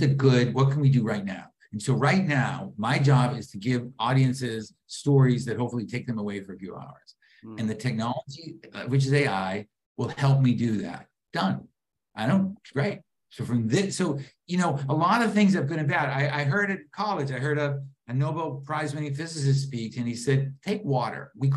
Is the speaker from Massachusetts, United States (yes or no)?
yes; Boston, Massachusetts, United States; I grew up in Boston, wonderful supportive parents, no money, no contacts